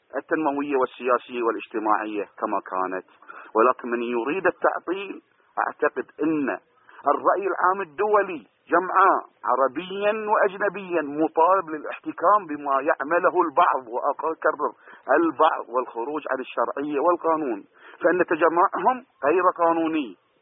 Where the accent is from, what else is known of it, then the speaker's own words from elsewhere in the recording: Bahrain; أنا كإنسان بحريني بسيط